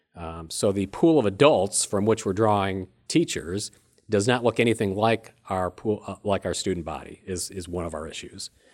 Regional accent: Illinois, United States; moved away as an adult; now in Rockford, United States; I grew up in a small town about sixty miles south of Rockford and moved here twenty-eight years ago

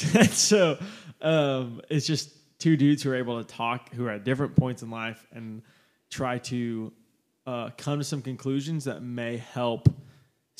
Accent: Oklahoma City, Oklahoma, United States; I grew up in Oklahoma City and born and raised kind of in the outskirts.

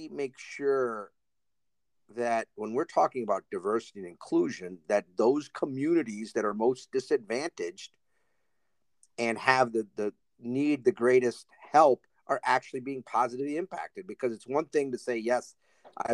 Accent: outside of Detroit, Michigan, United States; now in Atlanta, United States; I grew up outside of Detroit

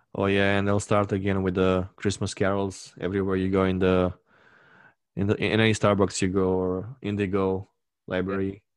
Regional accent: Romania; my hometown, which is your adoptive hometown

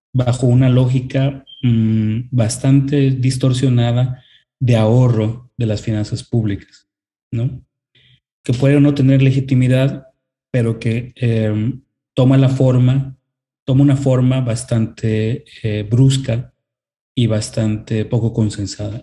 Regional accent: Mexico; como el inglés en nuestro país

